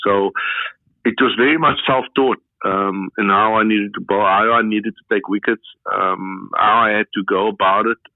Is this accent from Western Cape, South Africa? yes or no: yes; Cape Town, Western Cape, South Africa; I grew up in Cape Town in a suburb called Grassy Park